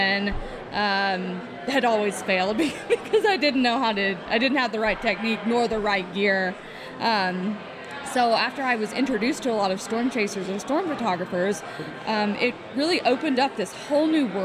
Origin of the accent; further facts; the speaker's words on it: far east Texas, United States; I think that my hometown would technically be considered a part of Dixie now. It's pretty far east Texas, almost into Louisiana.